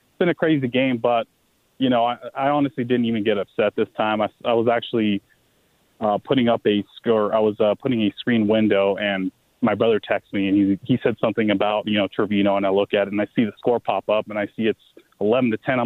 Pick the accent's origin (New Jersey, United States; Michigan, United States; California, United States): California, United States; Bay Area; now in Las Vegas, United States; I'm originally from the Bay Area